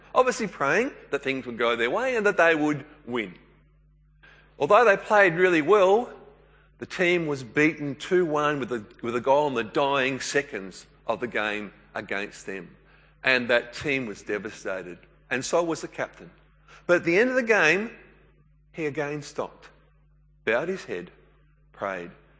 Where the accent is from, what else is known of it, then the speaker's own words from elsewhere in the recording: New South Wales, Australia; I grew up in New South Wales.